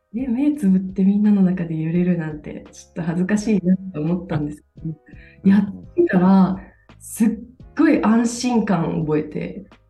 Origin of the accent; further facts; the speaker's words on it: Toyama, Japan; moved away as an adult; now in Denmark; 私は富山県で生まれまして富山県で生まれ育って大学は一旦県外に出てきたんですけどまた就職のために、富山に帰ってきて